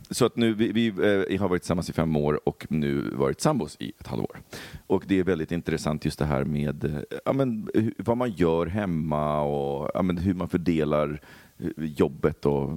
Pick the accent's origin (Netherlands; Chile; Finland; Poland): Poland; now in Sweden; min barndom i Polen så var det ju så när jag växte upp